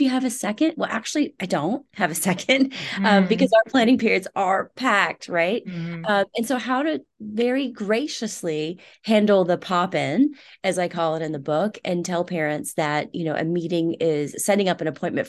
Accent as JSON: {"language": "English", "town": "Houston", "region": "Texas", "country": "United States", "tie": "born or raised there", "said": "Rice University, which is here in my hometown of Houston"}